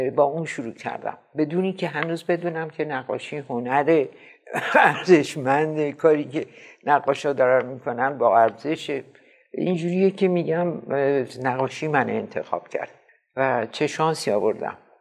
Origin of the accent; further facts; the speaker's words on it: Mashhad, Razavi Khorasan, Iran; moved away; also born or lived in Paris, France; همشهری فردوسی